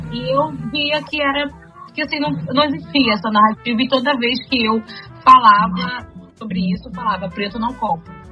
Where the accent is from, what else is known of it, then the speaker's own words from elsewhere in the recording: Rio de Janeiro, Brazil; E eu sou do Meire, eu sou nascido no Engenho Novo e moro no Meire desde, desde a minha adolescência, né? Que são bairros vizinhos, né?